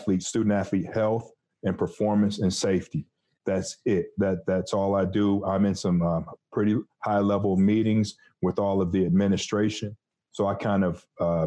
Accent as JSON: {"language": "English", "town": "Detroit", "region": "Michigan", "country": "United States", "tie": "born or raised there", "also_born_or_lived": "Missouri", "moved": "as an adult", "said": "I'm from Detroit, Michigan, the Motor City. And I had a great time growing up there"}